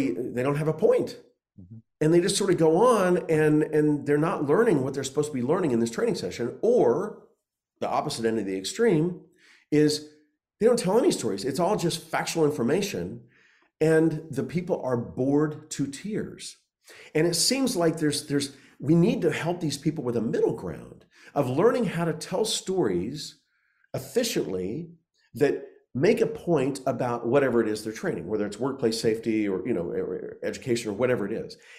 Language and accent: English; Oklahoma, United States; I grew up in Oklahoma